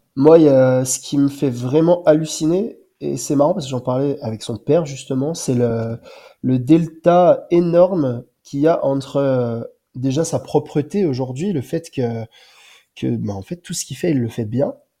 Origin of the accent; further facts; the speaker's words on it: Bourg-en-Bresse, Auvergne-Rhône-Alpes, France; moi, je suis originaire de Bourg-en-Bresse et j'habite juste à côté